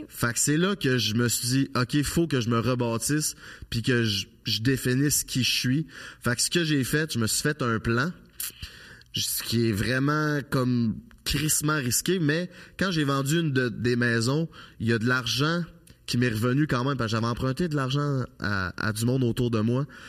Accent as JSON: {"language": "French", "town": "Charny", "region": "Quebec", "country": "Canada", "tie": "born or raised there", "moved": "as an adult", "said": "Je viens de Charny, une petite ville en banlieue de Québec. J'ai vécu là toute ma vie jusqu'à l'âge de 25 ans."}